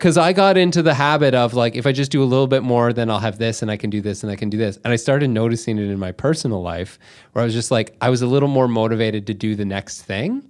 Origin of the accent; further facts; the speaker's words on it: Canada; we're from Canada